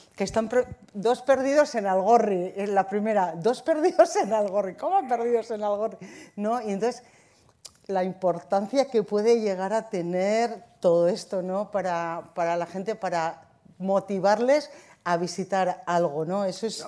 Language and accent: Spanish; Zumaia, Basque Country, Spain; Yo, de Zumaya